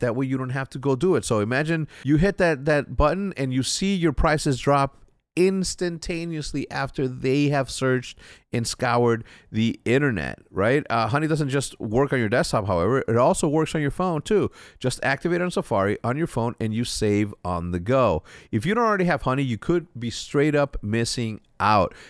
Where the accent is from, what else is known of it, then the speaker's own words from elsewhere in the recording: Mexico; moved away; me growing up in, in Mexico, we didn't have access.